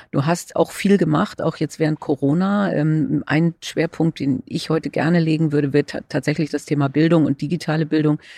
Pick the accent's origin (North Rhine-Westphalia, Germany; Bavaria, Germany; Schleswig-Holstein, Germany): Schleswig-Holstein, Germany; Und äh, also ich komme ja aus Schleswig-Holstein, äh, da ging es verhältnismäßig gut